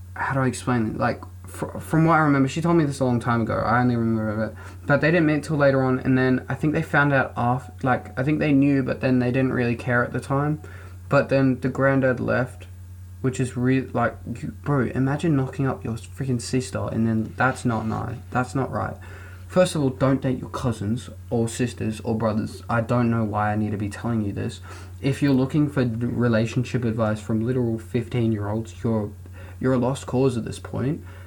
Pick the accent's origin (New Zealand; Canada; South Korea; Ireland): New Zealand; I was born in New Zealand.